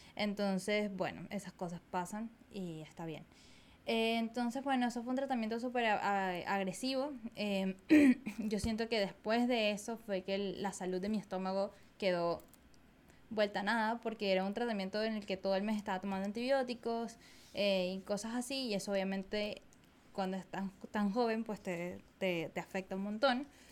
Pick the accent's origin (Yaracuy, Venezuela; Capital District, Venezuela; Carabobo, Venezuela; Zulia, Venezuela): Capital District, Venezuela; Caracas; nací en Caracas, en Venezuela, en 1994